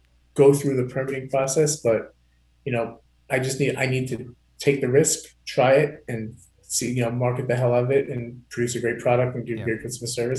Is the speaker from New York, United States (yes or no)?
yes; Long Island, New York, United States; I'm from Long Island and I sell medical supplies.